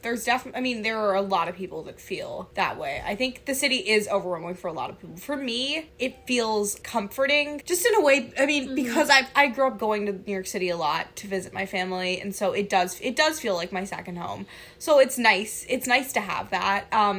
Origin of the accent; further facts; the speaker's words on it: London, United Kingdom; I mean, you guys know I grew up in London, England. I'm a Brit. I am fully a Brit.